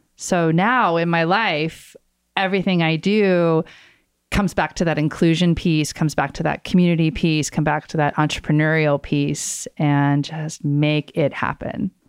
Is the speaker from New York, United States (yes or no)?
no; Oak Ridge, Tennessee, United States; my hometown in Oak Ridge, Tennessee